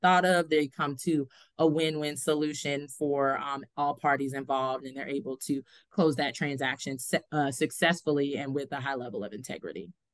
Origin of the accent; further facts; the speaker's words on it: Largo, Florida, United States; also born or lived in Pittsburgh, Pennsylvania; now in Tallahassee, United States; I grew up actually in Largo, Florida